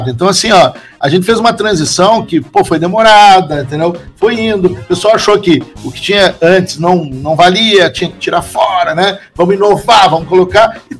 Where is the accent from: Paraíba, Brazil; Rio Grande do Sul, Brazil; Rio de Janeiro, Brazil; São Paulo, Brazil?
Rio Grande do Sul, Brazil; also born or lived in Porto Alegre; eu continuo gostando do Grande Sul, continuo gostando de Porto Alegre, da minha cidade natal, não Pedrito. E gostei, aprendi a gostar de Santa Catarina. No começo não foi fácil quando eu vim, vim para cá, né?